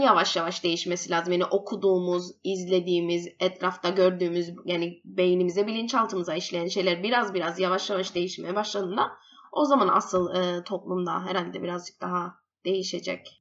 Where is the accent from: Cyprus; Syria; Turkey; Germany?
Cyprus; moved away as an adult; also born or lived in England; doktoram bitirdim biyomedikal üstüne İngiltere'de ve Kıbrıs'a yeni dönüş yaptım.